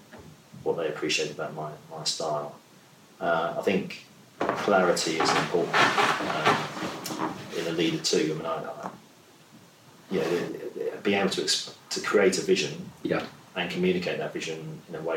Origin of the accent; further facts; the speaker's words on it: London, United Kingdom; also born or lived in Lagos; growing up in South London like I did